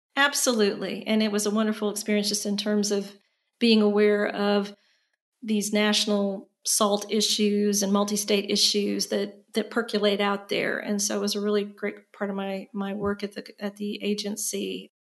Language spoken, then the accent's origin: English; Indiana, United States; moved away as an adult; also born or lived in North Carolina; now in Austin, United States; I was born and raised in Indiana, so I'm a Hoosier by birth